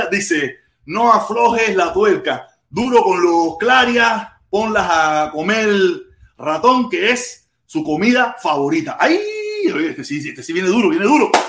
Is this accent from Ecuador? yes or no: no; Cuba; Walter Ramos, si todos somos cubanos, menos por los menos para los comunistas.